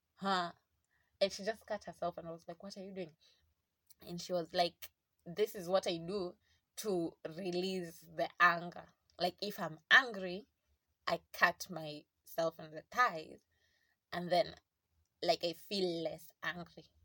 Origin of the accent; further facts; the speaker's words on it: South Coast, Kwale County, Kenya; I grew up in South Coast